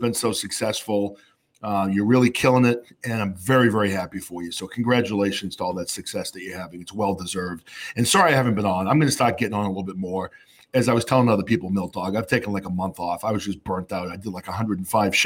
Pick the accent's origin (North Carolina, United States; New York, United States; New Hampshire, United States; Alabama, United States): New Hampshire, United States; now in Massachusetts, United States; I grew up in New Hampshire where the state motto is live free or die.